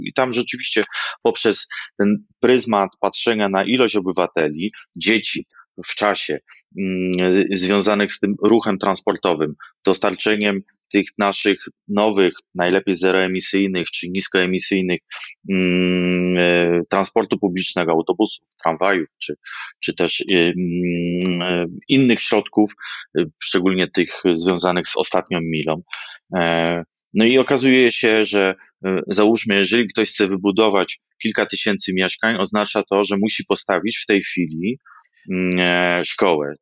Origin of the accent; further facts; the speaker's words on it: Wrocław, Lower Silesian Voivodeship, Poland; jako wrocławianin